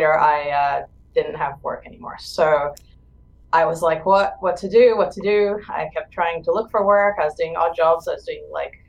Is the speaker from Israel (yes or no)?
yes; Israel; moved away as an adult; I'm originally from Israel